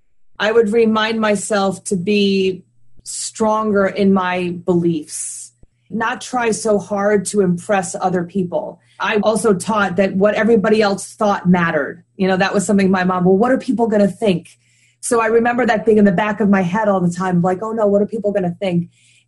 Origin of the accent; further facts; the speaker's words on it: New Hampshire, United States; born there; I was born in New Hampshire on a military base. I've lived in about 7 or 8 different places in the United States.